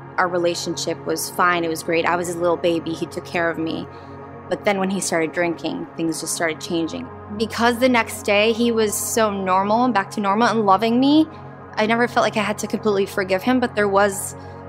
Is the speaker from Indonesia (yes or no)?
no; Jordan; Growing up in Jordan